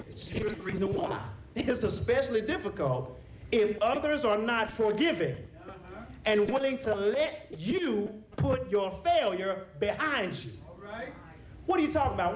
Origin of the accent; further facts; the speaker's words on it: Texas, United States; I'm from Texas